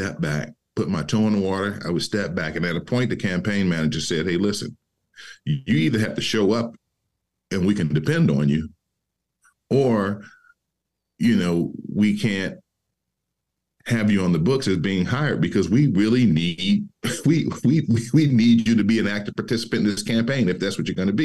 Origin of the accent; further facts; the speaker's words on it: Detroit, Michigan, United States; being born and raised in Detroit